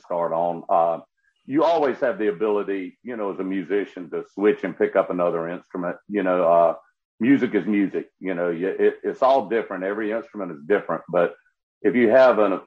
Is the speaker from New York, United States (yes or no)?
no; Columbia, South Carolina, United States; also born or lived in Prosperity, South Carolina; I grew up in Columbia, South Carolina. I was born up in a little small town called Prosperity, northwest area of South Carolina.